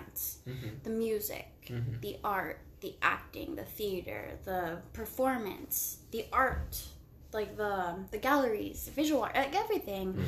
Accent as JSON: {"language": "English", "town": "Long Beach", "region": "California", "country": "United States", "said": "I'm from Long Beach"}